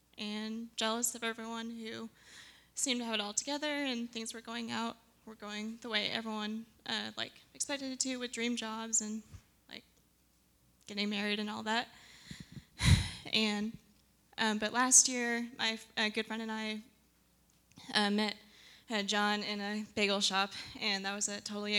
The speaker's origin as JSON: {"language": "English", "town": "Tulsa", "region": "Oklahoma", "country": "United States", "said": "I'm from Tulsa, and I went to college in Tulsa."}